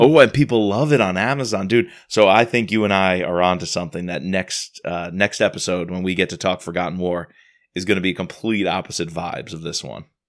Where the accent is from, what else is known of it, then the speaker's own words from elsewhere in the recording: United States; as an American